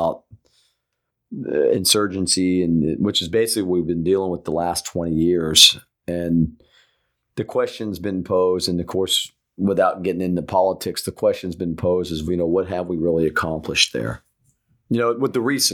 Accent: United States; I'm an American

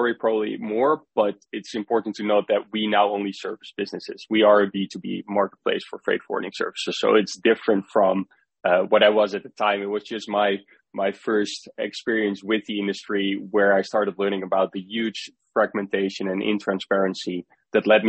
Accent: Netherlands; I grew up in the Netherlands as well.

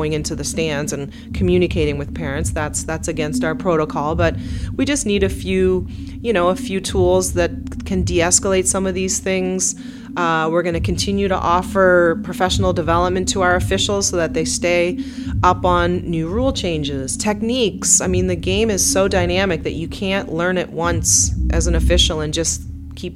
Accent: Truro, Nova Scotia, Canada; moved away; my hometown of Truro

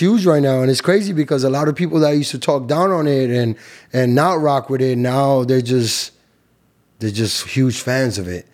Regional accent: New York City, New York, United States; moved away as an adult; also born or lived in Cali, Colombia (family); now in Miami, United States; From Queens, New York. Flush in Queens, New York. My family is from Cali, Colombia

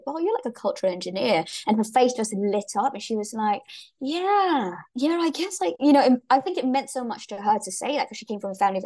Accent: Singapore; moved away as an adult; also born or lived in Glasgow, Scotland / United States / China; Born and raised in Singapore.

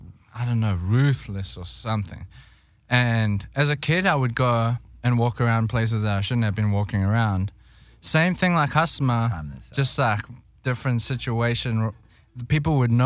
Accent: Johannesburg, Gauteng, South Africa; moved away; I was born in Johannesburg, raised there too

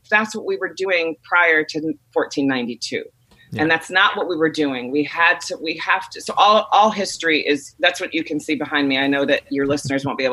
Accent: Chicago, Illinois, United States; I grew up in Chicago

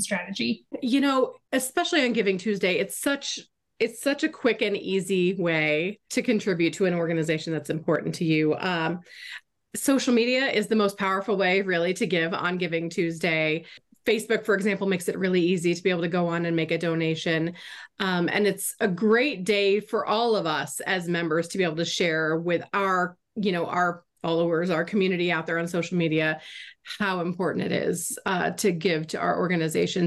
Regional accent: Florida, United States; moved away as an adult; also born or lived in Arizona; I grew up in Florida

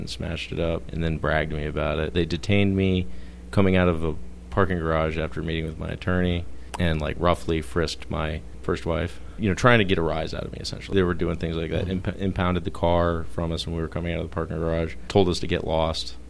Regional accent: Fairfax, Virginia, United States; I grew up in Fairfax, sort of on the outskirts of Fairfax County. It was rural

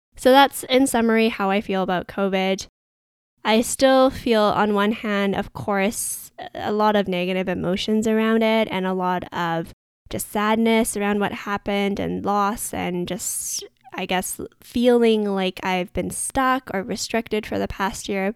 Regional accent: Vancouver, British Columbia, Canada; someone that was born and raised in Vancouver, Canada

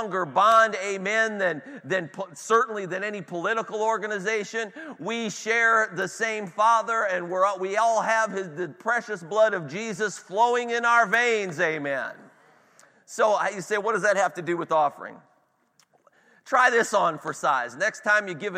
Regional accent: Cleveland, Ohio, United States; I'm from Cleveland

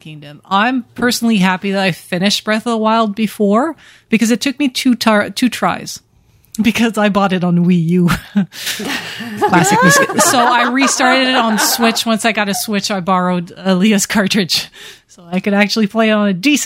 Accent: Ottawa, Ontario, Canada; moved away; my hometown of Ottawa

